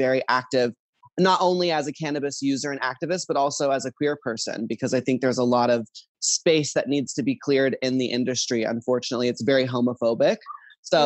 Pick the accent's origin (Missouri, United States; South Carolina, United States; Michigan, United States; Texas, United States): Texas, United States; Dallas; now in California, United States; I grew up in Texas, Dallas, Texas, where it's very conservative